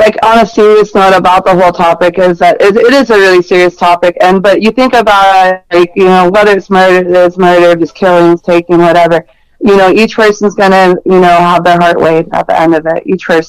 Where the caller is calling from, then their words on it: New Orleans, Louisiana, United States; New Orleans.